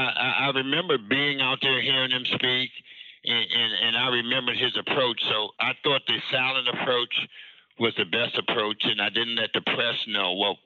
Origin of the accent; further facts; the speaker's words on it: Washington, District of Columbia, United States; moved away as an adult; I'm coming from Washington, D.C., where we was like 95% African-American city. So elementary, junior high, and high school, I went to schools that were at least 98% all African American.